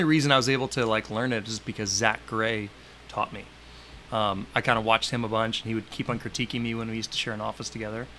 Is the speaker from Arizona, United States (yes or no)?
no; Santa Rosa Beach, Florida, United States; here in my hometown of Santa Rosa Beach, Florida